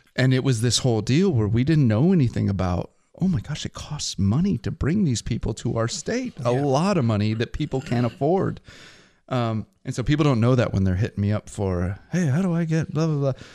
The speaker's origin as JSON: {"language": "English", "region": "Pacific Northwest", "country": "United States", "accent": "Pacific Northwest", "said": "we both speak Pacific Northwest."}